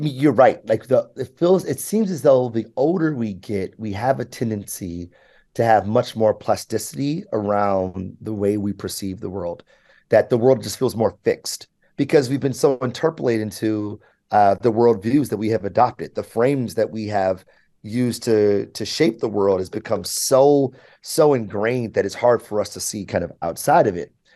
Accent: Michigan, United States; also born or lived in New York; I was able to to to to grow up here.

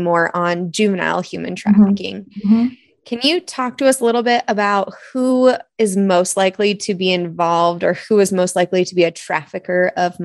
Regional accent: Iowa, United States; I'm from Iowa

